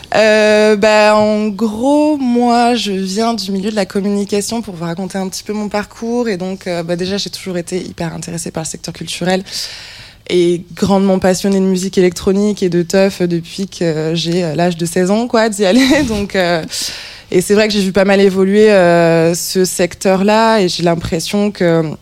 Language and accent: French; Toulouse, Occitania, France; Moi, je venais, de, je venais de Toulouse et je suis arrivée à Paris.